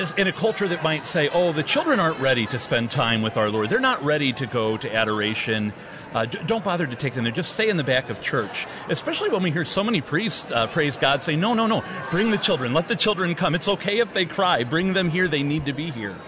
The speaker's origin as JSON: {"language": "English", "town": "St. Louis", "region": "Missouri", "country": "United States", "tie": "born or raised there", "said": "my hometown of St. Louis"}